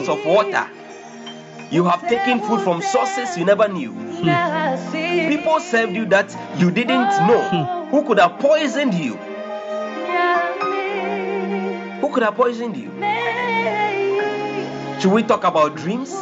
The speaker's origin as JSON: {"language": "English", "country": "Ghana", "said": "I'm a Ghanaian and currently I'm in Ghana"}